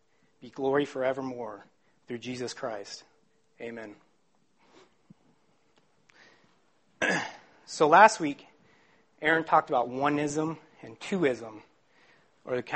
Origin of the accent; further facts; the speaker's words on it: Phoenix, Arizona, United States; I'm from Phoenix, Arizona.